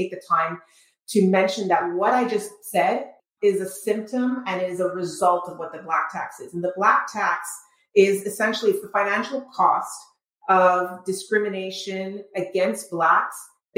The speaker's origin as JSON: {"language": "English", "town": "Montreal", "region": "Quebec", "country": "Canada", "tie": "born or raised there", "also_born_or_lived": "Trinidad / New York", "moved": "as an adult", "lives_now": "Michigan, United States", "said": "I was raised in Trinidad, grew up in Montreal, but lived most of my life there, and then immigrated"}